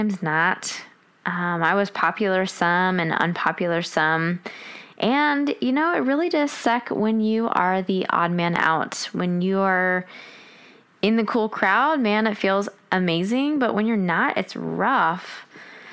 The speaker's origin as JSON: {"language": "English", "town": "Washington", "region": "District of Columbia", "country": "United States", "tie": "born or raised there", "said": "We grew up around Washington, D.C."}